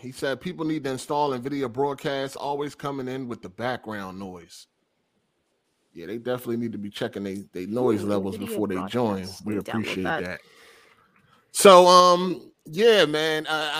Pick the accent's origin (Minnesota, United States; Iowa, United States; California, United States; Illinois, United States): Iowa, United States; I got in the You Talk White BS growing up in Iowa. So I feel your pain, Luca.